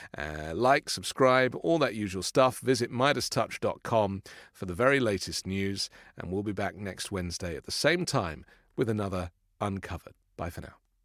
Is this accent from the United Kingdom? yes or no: yes; United Kingdom; moved away; from my home country